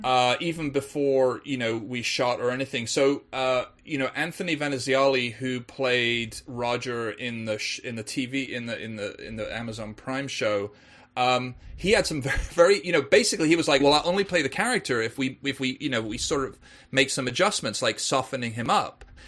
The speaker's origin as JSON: {"language": "English", "region": "Wales", "country": "United Kingdom", "tie": "born or raised there", "also_born_or_lived": "England", "moved": "yes", "said": "being English myself, but actually spending a lot of my childhood in Wales"}